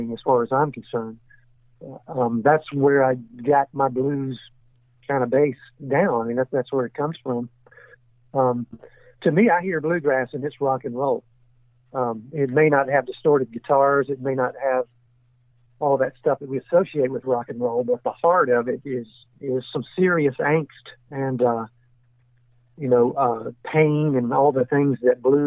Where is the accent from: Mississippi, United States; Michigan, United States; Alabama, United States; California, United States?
Mississippi, United States; Jackson; also born or lived in Pearl, Mississippi; I was born in Jackson, Mississippi, and I was raised just in the suburbs in an area that was actually part of Jackson until I was 12 years old